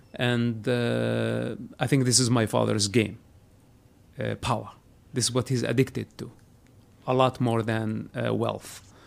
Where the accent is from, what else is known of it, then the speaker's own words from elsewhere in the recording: Palestine; moved away as an adult; now in United States; I was born a Palestinian. Uh-huh. Today I'm an American